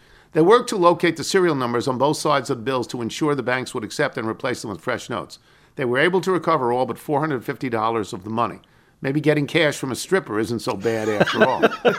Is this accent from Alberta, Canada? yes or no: no; Hamilton, Ontario, Canada; I heard from a little also from my hometown of Hamilton.